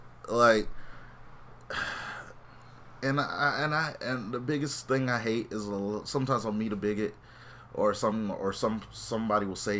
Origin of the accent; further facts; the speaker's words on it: Mississippi, United States; I'm from Mississippi. The gays don't get much love in Mississippi.